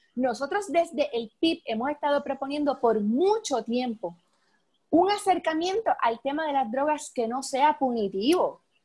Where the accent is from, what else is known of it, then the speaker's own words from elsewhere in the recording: Adjuntas, Puerto Rico; cerca de donde yo soy, eh, de Adjunta